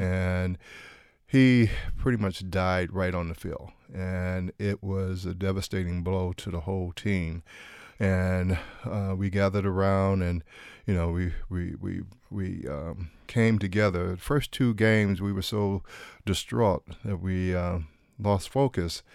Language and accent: English; Detroit, Michigan, United States; moved away as an adult; also born or lived in Kansas; Growing up there, you have, uh, a, um, privilege of, um, being a, uh, black person in pretty much the, the predominantly black area.